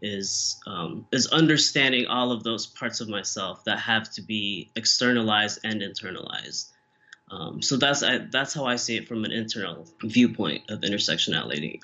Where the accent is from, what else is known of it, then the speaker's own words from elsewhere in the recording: Philippines; now in Chicago, United States; as a person of color as a Filipino